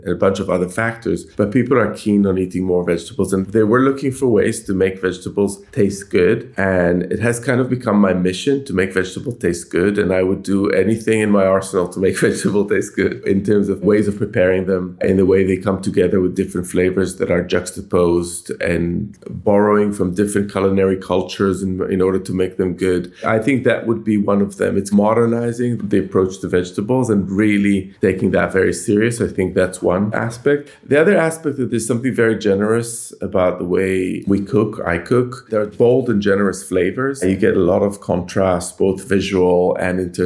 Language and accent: English; Jerusalem, Jerusalem District, Israel; moved away as an adult; also born or lived in Tel Aviv; now in London, United Kingdom; I grew up in Jerusalem in the 1970s and 1980s